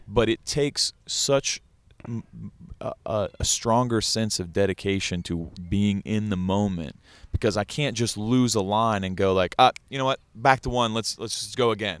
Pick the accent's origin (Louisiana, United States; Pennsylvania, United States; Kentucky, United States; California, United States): Kentucky, United States; moved away as an adult; growing up in Kentucky